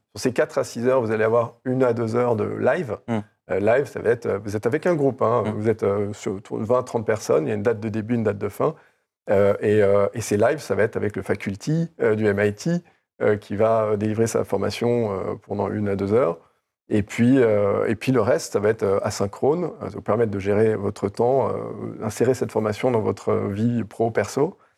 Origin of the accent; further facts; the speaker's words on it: France; Je suis français, je viens du milieu de l'EdTech